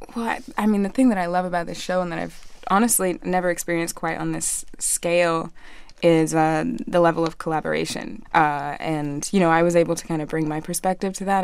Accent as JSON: {"language": "English", "country": "Australia", "tie": "born or raised there", "also_born_or_lived": "Montreal", "moved": "as an adult", "said": "growing up in Australia"}